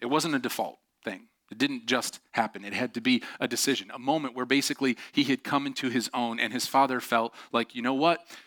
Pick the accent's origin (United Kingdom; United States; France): United States; Syracuse, New York; I grew up just outside of Syracuse